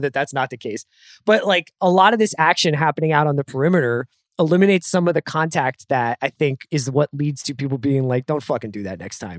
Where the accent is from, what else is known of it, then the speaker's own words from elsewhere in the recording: Philadelphia, Pennsylvania, United States; as a Philadelphian